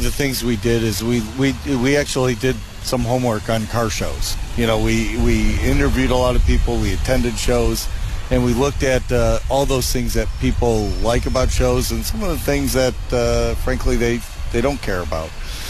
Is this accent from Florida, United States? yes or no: no; California, United States; now in Michigan, United States; I was a transplant from Southern California, but I was here for really the first kind of organized Dream Cruise weekend.